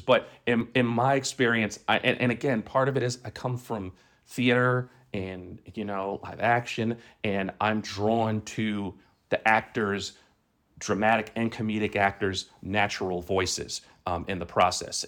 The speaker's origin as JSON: {"language": "English", "town": "New York City", "region": "New York", "country": "United States", "tie": "born or raised there", "moved": "yes", "said": "I grew up in, in Brooklyn"}